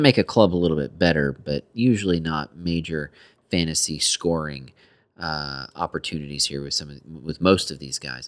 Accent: United States; We are so American

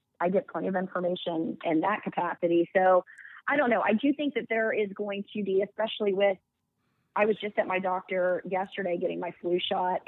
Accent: Dallas, Texas, United States; also born or lived in Westchester County; I grew up here in the Dallas area

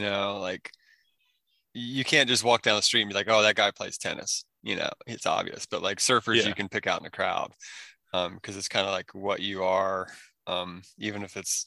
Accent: Maryland, United States; moved away as an adult; also born or lived in Oregon / Northern California; I grew up in Maryland in the boonies, totally out in the sticks.

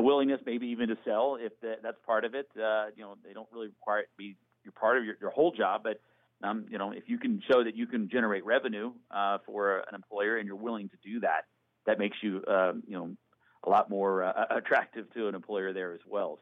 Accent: Norfolk, Virginia, United States; my hometown team, the Norfolk Admirals.

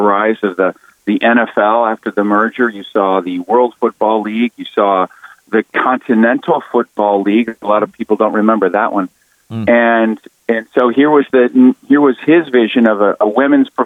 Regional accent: Toledo, Ohio, United States; I grew up in Toledo

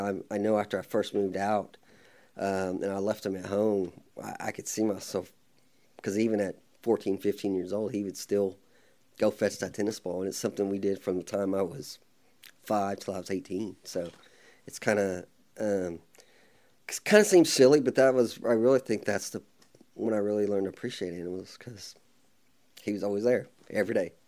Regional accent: Midwest City, Oklahoma, United States; I was born in Oklahoma City, then we moved to Midwest City when I was probably two or three years old and been, uh, stayed there for the most time.

